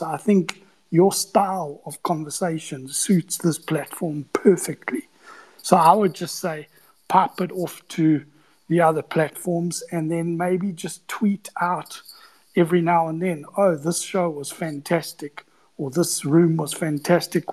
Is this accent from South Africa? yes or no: yes; South Africa; I'm from South Africa, 20 year sell side analyst.